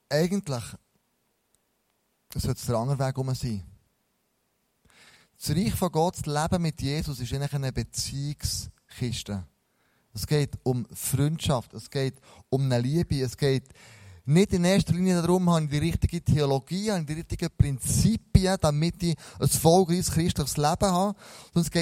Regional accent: Switzerland; dann kommen wir in eine Haltung zurück, als Schweizer, total seriös.

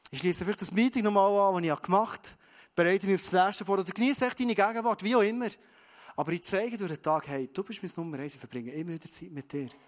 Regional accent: Bern, Switzerland; Dann sage ich, ja, ich bin ein Berner, ich bin ein Schweizer

